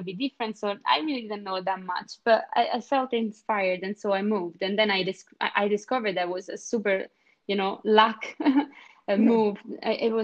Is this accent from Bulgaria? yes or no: no; Italy; moved away as an adult; also born or lived in Rome / Scotland; now in Stockholm, Sweden; I am from Italy